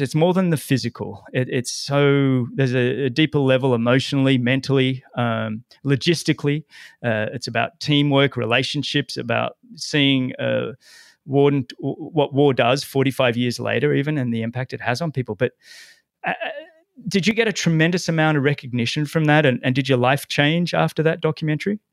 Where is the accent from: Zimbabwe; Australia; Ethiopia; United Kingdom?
Australia; Sydney, New South Wales; now in Florida, United States; my hometown, Sydney